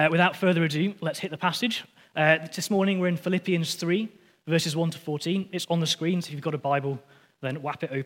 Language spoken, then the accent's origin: English; Lancaster, North West England, United Kingdom; I'm from Lancaster